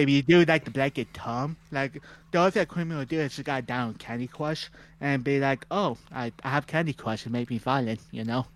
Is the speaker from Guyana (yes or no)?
no; Canada; we're Canadian